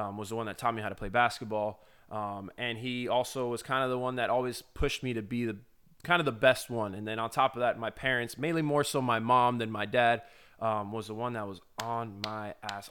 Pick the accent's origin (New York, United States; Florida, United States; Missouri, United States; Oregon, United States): Florida, United States; I'm a kid from Florida